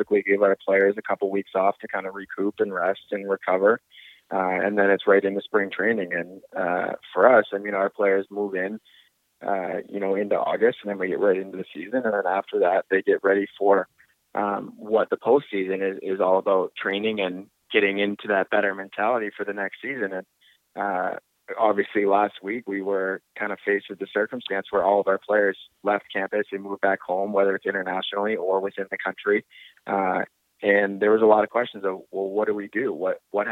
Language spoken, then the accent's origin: English; Canada; moved away; being Canadian